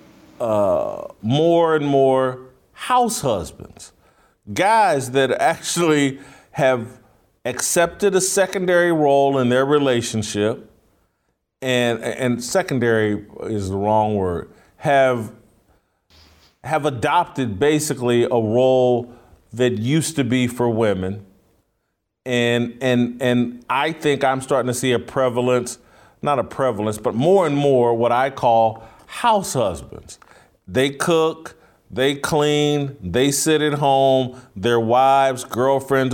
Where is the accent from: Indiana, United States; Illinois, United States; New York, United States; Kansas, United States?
Indiana, United States; Indianapolis; moved away; I'm from Indianapolis, relatively major city, and this weekend, when I was at home in Indianapolis